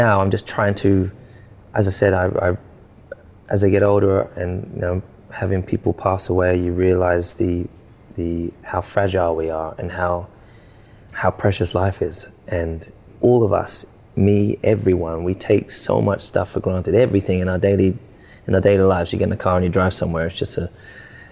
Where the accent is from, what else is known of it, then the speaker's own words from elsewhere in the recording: Stevenage, East of England, United Kingdom; I grew up in Stevenage in a council estate.